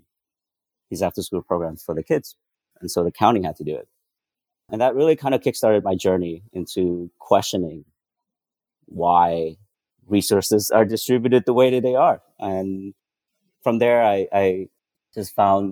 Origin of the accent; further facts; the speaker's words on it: White Center, Washington, United States; also born or lived in Vietnam; I grew up in White Center, like I mentioned, a predominantly Black and Brown community neighborhood